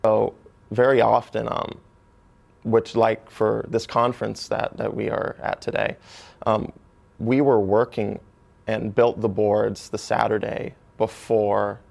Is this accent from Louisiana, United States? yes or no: no; Orlando, Florida, United States; also born or lived in Grants Pass, Oregon / Wisconsin; I grew up 8 years of my life in Utzberg, Wisconsin. And I then moved to the Orlando area in Florida, which is where I've lived most of my life